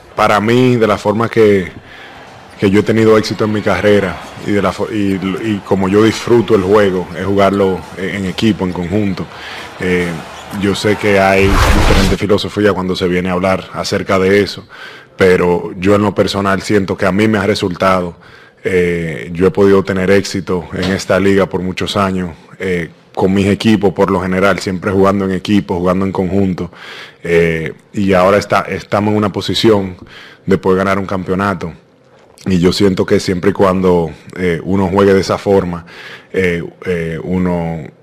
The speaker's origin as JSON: {"language": "Spanish", "country": "Dominican Republic", "said": "como dominicano"}